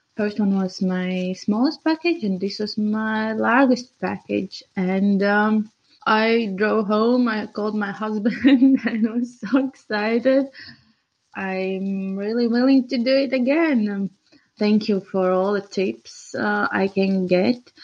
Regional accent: Riga, Latvia; I'm from Latvia, Riga

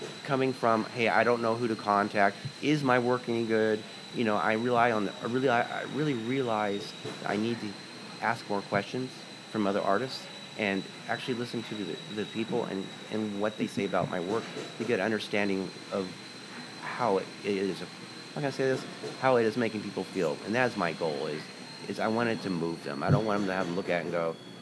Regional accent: Astoria, Oregon, United States; moved away; also born or lived in Seattle, Washington / Grants Pass, Oregon; I grew up in Astoria before I moved to Seattle

